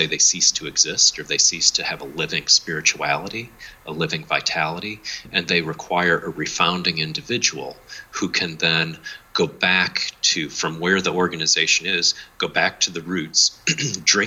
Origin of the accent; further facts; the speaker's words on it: United States; also born or lived in New Zealand; come back from New Zealand and reimagine myself as an American again